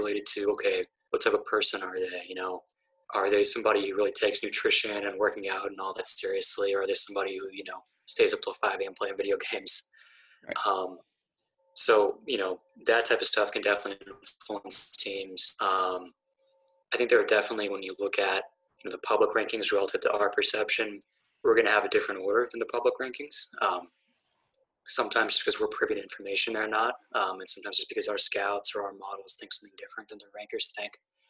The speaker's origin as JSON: {"language": "English", "town": "Pittsburgh", "region": "Pennsylvania", "country": "United States", "tie": "born or raised there", "said": "I grew up in Pittsburgh, actually, in kind of like the early to mid 1990s"}